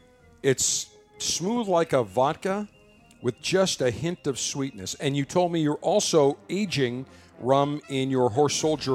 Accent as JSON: {"language": "English", "town": "Baltimore", "region": "Maryland", "country": "United States", "moved": "yes", "lives_now": "Tampa, United States", "said": "I'm formerly from Baltimore"}